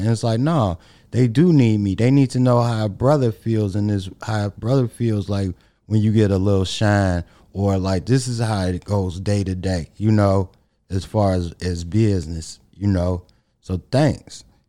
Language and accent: English; Chicago, Illinois, United States; us as black guys growing up in Chicago